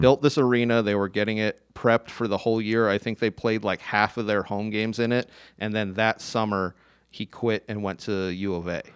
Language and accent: English; Tucson, Arizona, United States; I grew up in Tucson